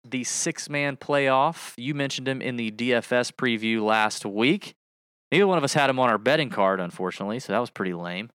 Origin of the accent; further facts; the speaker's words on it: Georgia, United States; I'm from Georgia